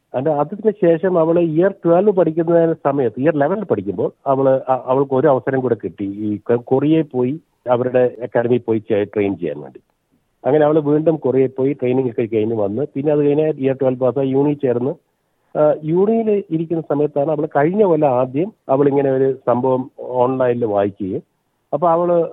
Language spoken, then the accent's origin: Malayalam; Kannur, Kerala, India; moved away as an adult; also born or lived in Kottayam / Sydney; now in Port Macquarie, Australia; ഞാൻ ജനിച്ചത് കോട്ടയത്താണെങ്കിലും ഞാൻ വളർന്നത് കണ്ണൂരാണ്